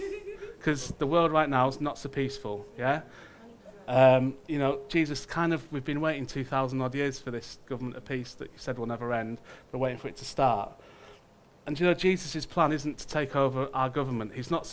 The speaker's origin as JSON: {"language": "English", "country": "United Kingdom", "said": "but just us as Brits, had been at war in conflict for every day"}